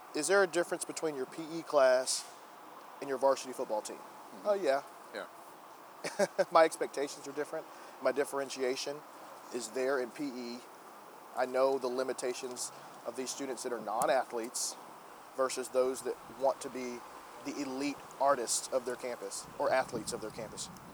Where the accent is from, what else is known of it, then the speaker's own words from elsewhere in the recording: Gatesville, Texas, United States; I grew up in Gatesville, Texas